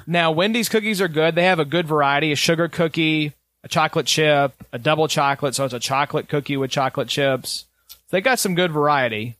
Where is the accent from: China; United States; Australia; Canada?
United States; Kentucky; From Kentucky